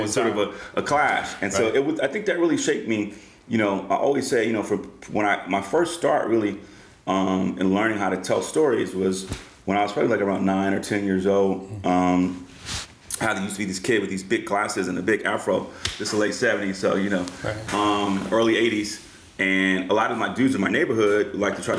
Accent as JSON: {"language": "English", "town": "Oakland", "region": "California", "country": "United States", "tie": "born or raised there", "also_born_or_lived": "San Diego / New York City / Los Angeles", "moved": "as an adult", "said": "my genesis, before I even got to LA Times or Source, was just growing up in Oakland."}